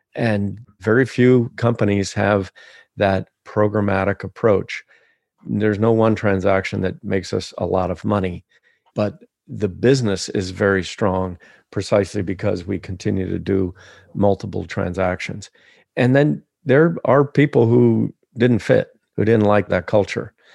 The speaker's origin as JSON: {"language": "English", "region": "Ohio", "country": "United States", "tie": "born or raised there", "said": "growing up in Ohio in the seventies"}